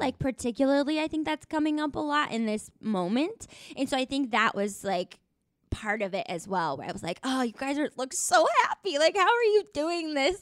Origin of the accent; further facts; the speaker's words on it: Tucson, Arizona, United States; I'm from Tucson, Arizona